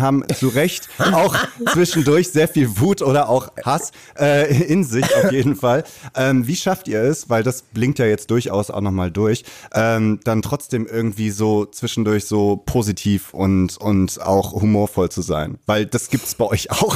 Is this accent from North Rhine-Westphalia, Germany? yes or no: yes; Cologne, North Rhine-Westphalia, Germany; ich bin ein gebürtiger Kölner